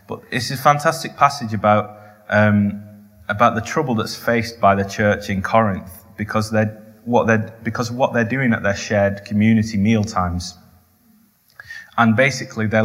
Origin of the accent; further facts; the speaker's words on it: the north of England, United Kingdom; I'm Northern.